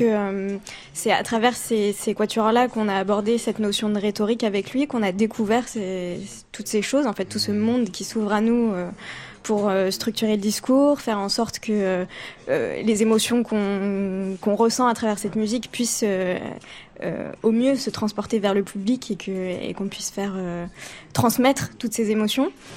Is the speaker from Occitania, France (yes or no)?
no; Paris, Île-de-France, France; je suis parisienne